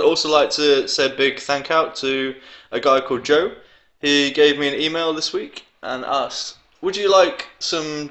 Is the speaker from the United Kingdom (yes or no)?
yes; England, United Kingdom; now in Denmark; I'm English.